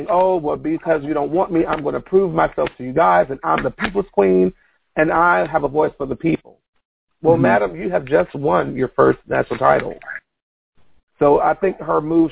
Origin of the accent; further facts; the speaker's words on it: Virginia, United States; represent 757, because that was my hometown area